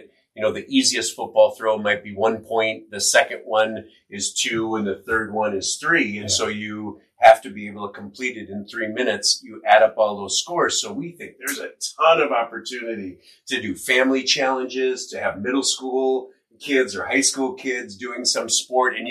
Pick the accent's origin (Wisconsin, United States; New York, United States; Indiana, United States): Wisconsin, United States; Green Bay; moved away; I grew up in Green Bay, Wisconsin, and I remember watching WGN as a kid